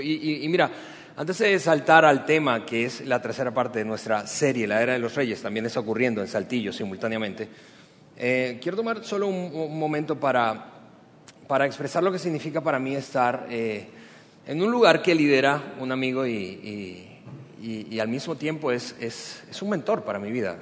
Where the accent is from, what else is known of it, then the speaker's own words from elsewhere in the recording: Venezuela; now in Mexico; También soy venezolano